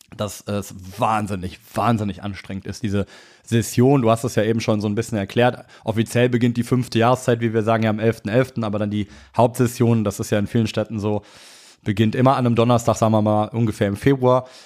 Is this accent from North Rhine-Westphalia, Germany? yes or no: yes; Cologne, North Rhine-Westphalia, Germany; moved away as an adult; also born or lived in Hamburg; Köln ist natürlich meine Heimatstadt.